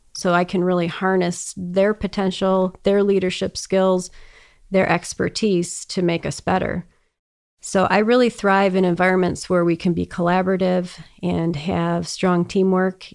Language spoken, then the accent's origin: English; Detroit, Michigan, United States; also born or lived in Boston; I grew up in Metro Detroit area and lived here most of my life